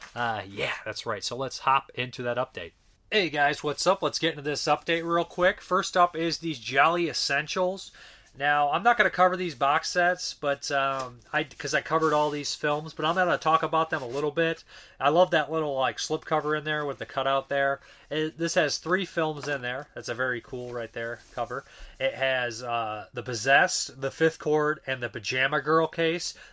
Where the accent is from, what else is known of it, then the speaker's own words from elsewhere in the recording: United States; our country is very violent.